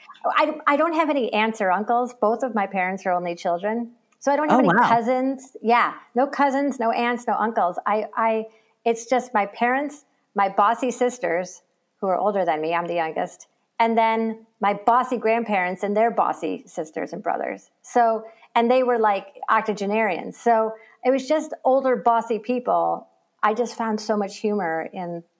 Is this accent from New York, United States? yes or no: yes; Syracuse, New York, United States; moved away as an adult; also born or lived in Portland, Oregon; growing up in Syracuse